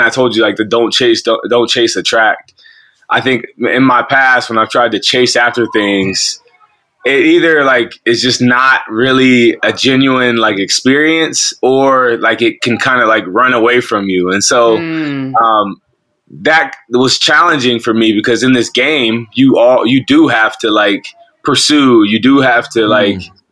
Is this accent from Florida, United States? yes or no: no; Columbus, Ohio, United States; I'm born and raised in Columbus, Ohio. I've been here for, I'm 30 years old